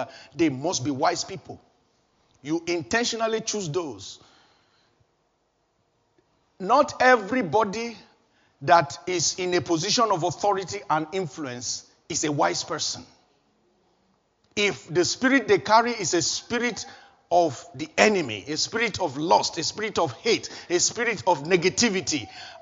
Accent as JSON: {"language": "English", "country": "Nigeria", "moved": "as an adult", "said": "before I left Nigeria"}